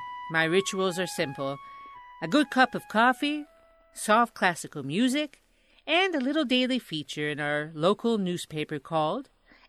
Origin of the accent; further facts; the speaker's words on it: Binghamton, New York, United States; my hometown, Parlor City.